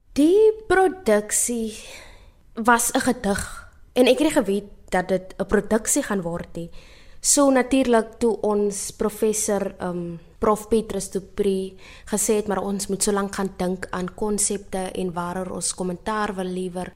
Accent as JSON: {"language": "Afrikaans", "town": "Steinkopf", "region": "Northern Cape", "country": "South Africa", "also_born_or_lived": "Stellenbosch", "moved": "as an adult", "said": "Ek is oorspronklik van Steenkof in Namakwaland"}